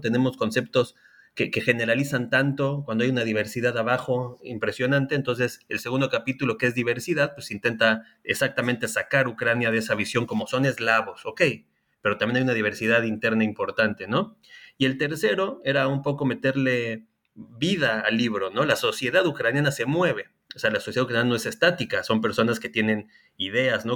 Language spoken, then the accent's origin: Spanish; Mexico; now in Chile; principalmente en México, país de donde yo soy, y también en Chile, país en el que vivo